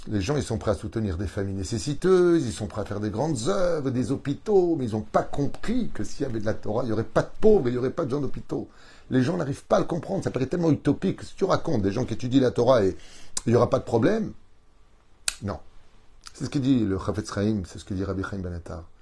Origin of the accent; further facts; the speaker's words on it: Tunisia; Je suis tunisien